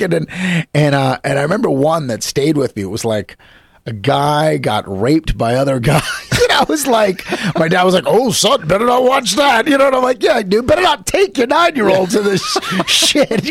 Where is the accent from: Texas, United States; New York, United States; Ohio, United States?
New York, United States; Yonkers; I grew up in Yonkers, but my family was from the Bronx